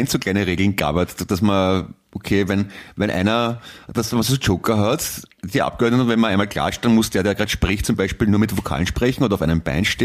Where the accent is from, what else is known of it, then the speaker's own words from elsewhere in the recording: Sardinia, Italy; accent: Sardinian; German is a second language; Ich spreche, ich spreche, also ich, ich spreche den Dialekt von, äh, kennst du, kennst du Sardinien ungefähr?